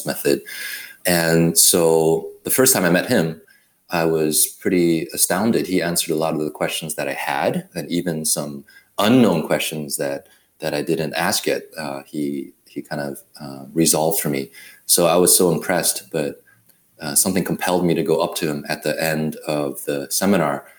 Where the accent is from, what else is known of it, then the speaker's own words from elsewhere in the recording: Taiwan; moved away; also born or lived in Berkeley, California; I was born in Taiwan.